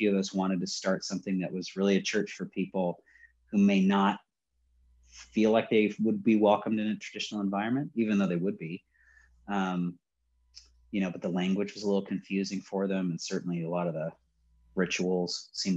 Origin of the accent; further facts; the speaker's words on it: Riverside, California, United States; also born or lived in Long Beach, California; So born in Long Beach, but I was raised in Riverside. So that's Inland Empire